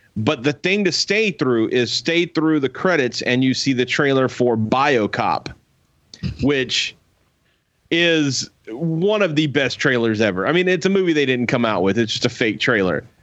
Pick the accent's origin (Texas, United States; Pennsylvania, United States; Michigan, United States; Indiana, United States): Texas, United States; Alvin; growing up in Alvin